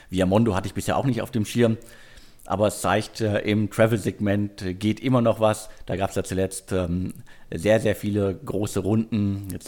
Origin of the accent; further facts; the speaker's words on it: Bottrop, North Rhine-Westphalia, Germany; ist Picknick sogar mittlerweile in Bottrop aktiv. Ähm, Respekt. Also schön, dass ihr an meine Heimatstadt denkt.